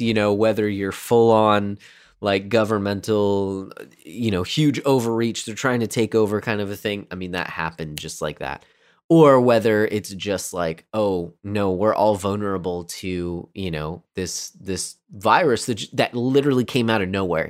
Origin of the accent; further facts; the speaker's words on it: United States; I say this as an American